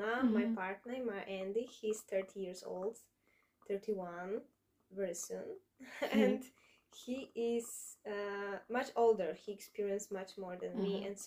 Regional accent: Poland; I'm from Poland

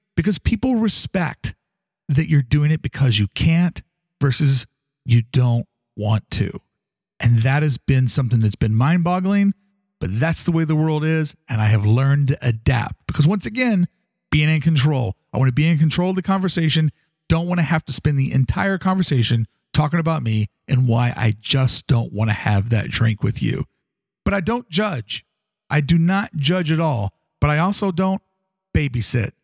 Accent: Louisville, Kentucky, United States; growing up in Louisville, Kentucky

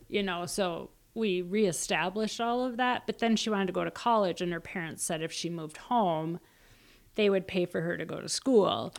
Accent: Minnesota, United States; I'm from Minnesota.

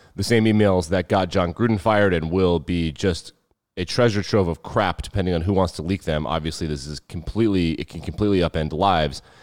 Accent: Wyoming, United States; I was born and raised in Wyoming.

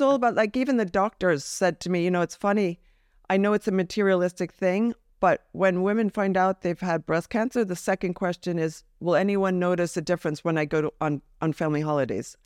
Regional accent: New Jersey, United States; I'm from New Jersey

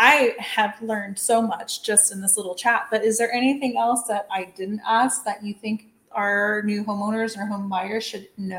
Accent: Texas, United States; moved away; also born or lived in New York; So I grew up in Texas. It's not near like New York, although I did live a little while in New York.

